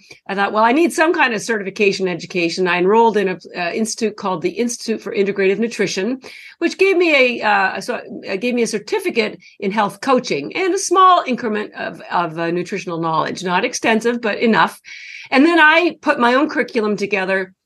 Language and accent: English; Canada; moved away as an adult; now in Boston, United States; I'm actually Canadian. I've lived in Boston for over 30 years. And I only mentioned the Canadian piece because that's where all my schooling was done.